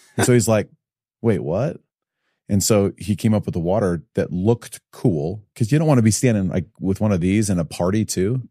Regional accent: Evanston, Illinois, United States; also born or lived in Highland, Utah; now in Utah, United States; born and raised in Chicago

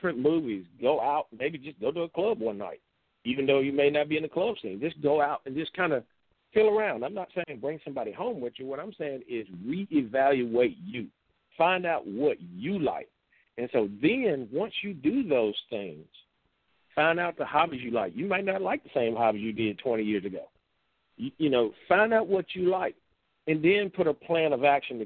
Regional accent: United States; We as American people

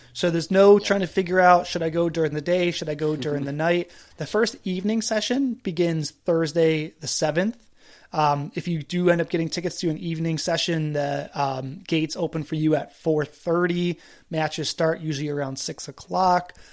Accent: East Coast, United States; I grew up on the East Coast.

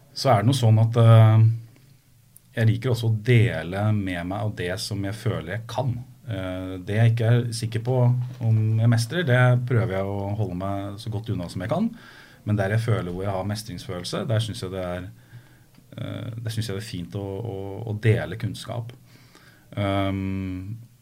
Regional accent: Skotterud, Innlandet, Norway; moved away; Jeg er fra Skøtterud.

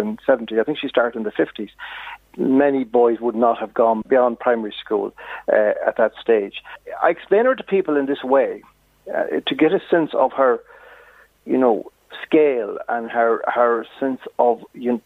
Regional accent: Castlerea, Connacht, Ireland; my hometown, Castlereagh

